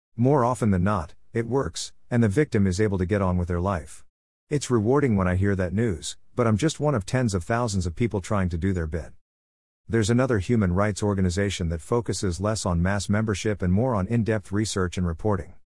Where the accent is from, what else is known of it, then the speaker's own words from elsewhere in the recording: Canada; my home country of Canada